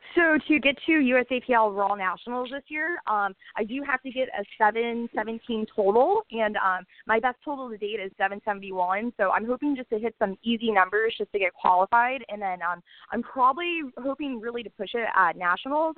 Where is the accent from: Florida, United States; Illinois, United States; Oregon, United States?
Florida, United States; Orlando; I'm born and raised in Orlando, Florida.